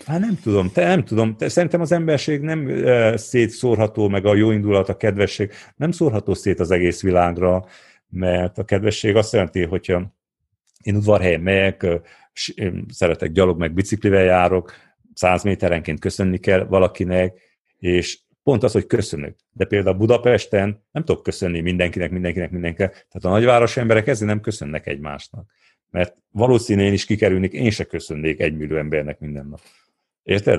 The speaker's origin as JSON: {"language": "Hungarian", "town": "Odorheiu Secuiesc", "region": "Harghita County", "country": "Romania", "tie": "born or raised there", "said": "ahhoz, hogy én ezt elértem udvarhelyen, azért értem el, mert itt nőttem föl"}